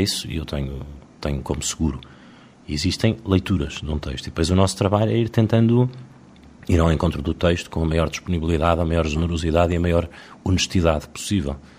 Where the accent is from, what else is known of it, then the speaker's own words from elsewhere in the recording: Portugal; Nós que somos portugueses